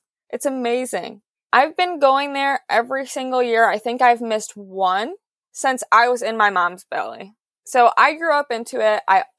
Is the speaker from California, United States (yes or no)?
no; Detroit, Michigan, United States; I grew up in the Motor City and my dad is a mechanic.